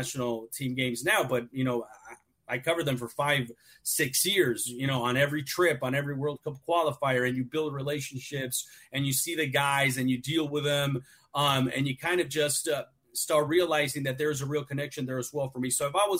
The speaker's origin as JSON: {"language": "English", "town": "Los Angeles", "region": "California", "country": "United States", "tie": "born or raised there", "said": "I grew up in Southern California. And I grew up from Mexican parents. My parents are from Guadalajara. I was born here, obviously, in the United States, in Cali, in L.A."}